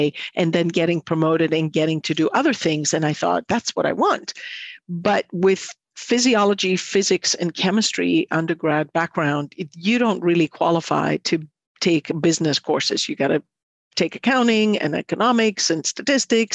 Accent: Athens, Attica, Greece; moved away as an adult; now in Midwest, United States; I'm from Athens, Greece

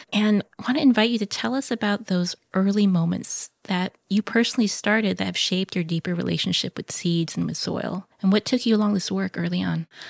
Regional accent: United States; growing up as a Filipino American

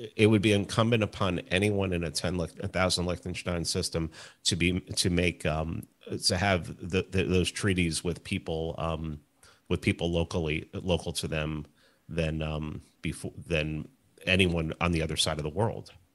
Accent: New York City, New York, United States; I grew up in the Bronx, in, in New York

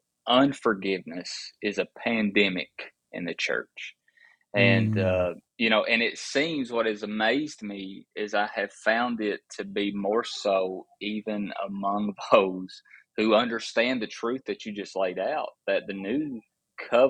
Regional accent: Appalachia, United States; I was raised in Appalachia

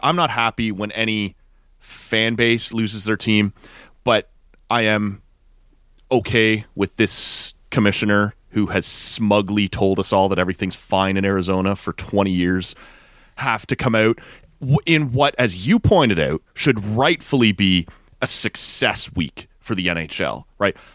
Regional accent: Canada; as a Canadian fan

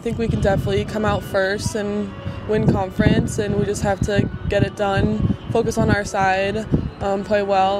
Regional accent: San Francisco, California, United States; moved away as an adult; now in New Orleans, United States; I'm from San Francisco, California. I'm a senior

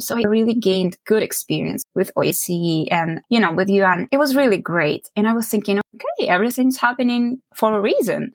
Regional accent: Ukraine; moved away as an adult; now in Canada; I grew up in Ukraine, where I was born, and I I finished my high school and, and both university degrees in Ukraine

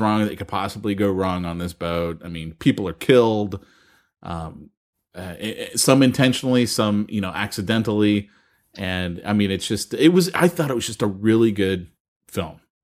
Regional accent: United States; as an American

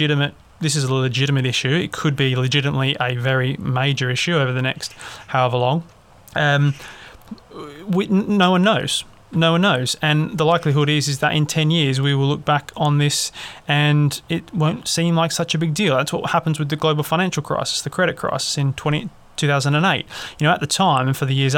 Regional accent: Australia; I'm obviously an Australian

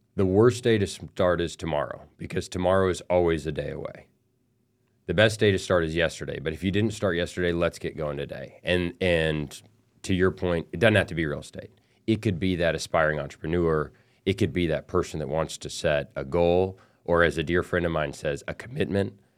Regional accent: El Paso, Texas, United States; I grew up in El Paso, Texas

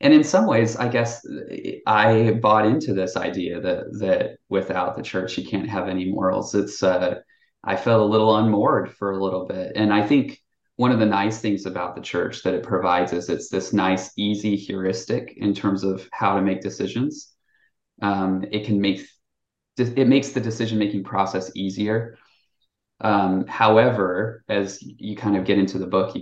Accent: Utah, United States; moved away as an adult; also born or lived in Indiana; now in Illinois, United States; I grew up in Utah County, just like your typical Mormon guy

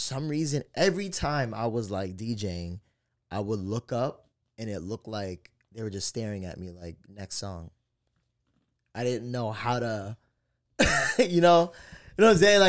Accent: East Coast, United States; But, you know, like, I'm from the East Coast. I'm not from the West Coast.

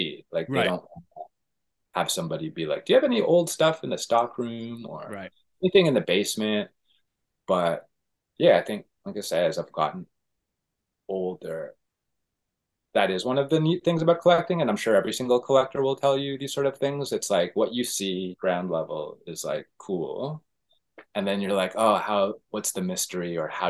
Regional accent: Toronto, Ontario, Canada; Toronto, Canada.

